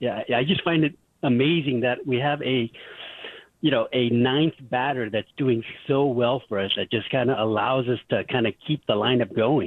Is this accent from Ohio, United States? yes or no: no; Los Angeles, California, United States; also born or lived in Pasadena; I'm from Reseda myself